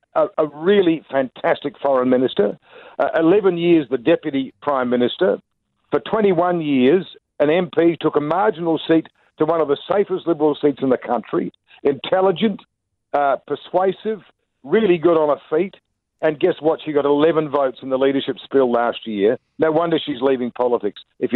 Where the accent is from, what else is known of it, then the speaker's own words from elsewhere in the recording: Christchurch, Canterbury, New Zealand; I'm from Christchurch.